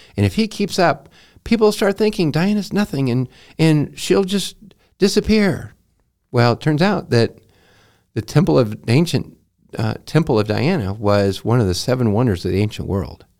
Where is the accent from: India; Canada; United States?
United States; I am an American